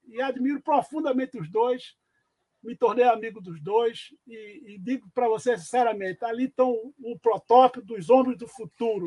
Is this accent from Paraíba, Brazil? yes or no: yes; Cajazeiras, Paraíba, Brazil; moved away as an adult; also born or lived in Pernambuco; Eu sou de Cajazeiro